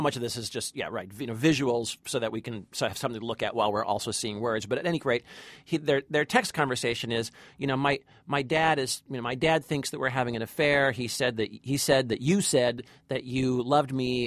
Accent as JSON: {"language": "English", "town": "Long Beach", "region": "California", "country": "United States", "tie": "born or raised there", "said": "in my hometown, by the way. This is all filmed in Long Beach, California"}